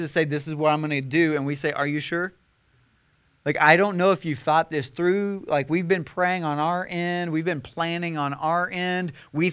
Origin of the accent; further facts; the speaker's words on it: Nashville, Tennessee, United States; we're from the Bible Belt, Nashville, Tennessee